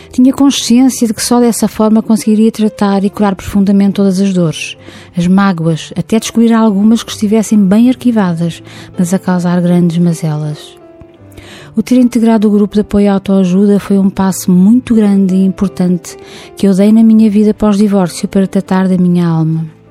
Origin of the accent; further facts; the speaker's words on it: near Lisbon, Portugal; Nasci perto de Lisboa